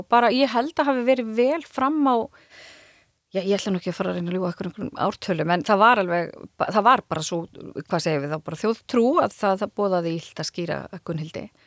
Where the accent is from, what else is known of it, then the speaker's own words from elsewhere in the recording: Dýrafjörður, Westfjords, Iceland; ég er úr dýrafjörðunum